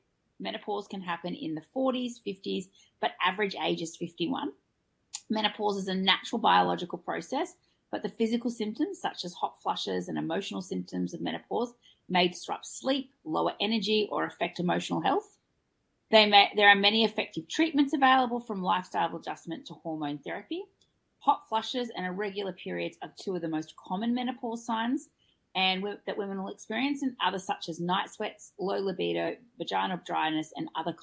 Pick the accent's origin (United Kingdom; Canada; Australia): Australia; I'm your Australian host